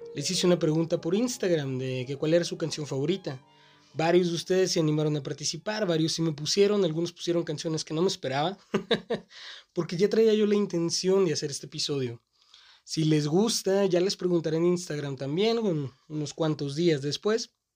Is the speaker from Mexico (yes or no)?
yes; Mexico; Mi ciudad natal tiene esta costumbre de estar un poco retrasada